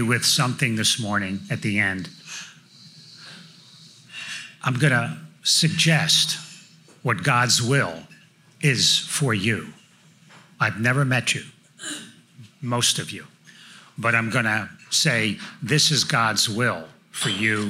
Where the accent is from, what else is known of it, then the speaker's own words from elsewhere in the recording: New Jersey, United States; moved away as an adult; now in Franklin, United States; I grew up in North Jersey, just outside New York City